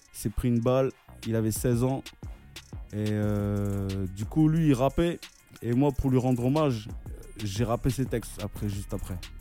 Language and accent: French; Narbonne, Montpellier area, Occitania, France; also born or lived in Comoros; now in Paris, France; je suis euh, du côté de Narbonne, Montpellier